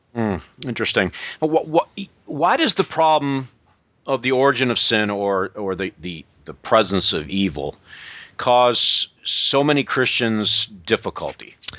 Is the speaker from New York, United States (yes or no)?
yes; Western New York, United States; now in Greenville, United States; I'm from Western New York